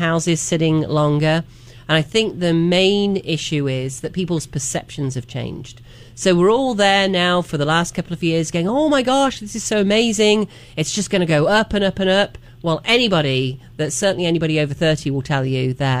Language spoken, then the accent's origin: English; England, United Kingdom; also born or lived in Miami; now in Asheville, United States; I moved from a tiny little village in the middle of nowhere, basically, in England, and grew up surrounded by farms